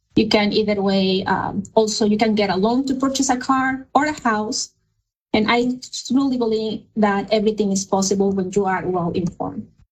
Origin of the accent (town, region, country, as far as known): Mexico; English is a second language; moved away as an adult; now in United States